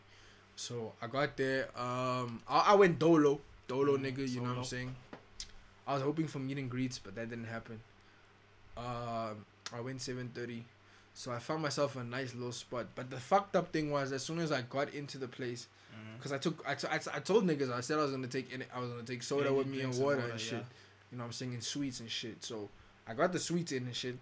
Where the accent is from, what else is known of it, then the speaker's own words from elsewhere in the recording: Pretoria, Gauteng, South Africa; I'm from Pretoria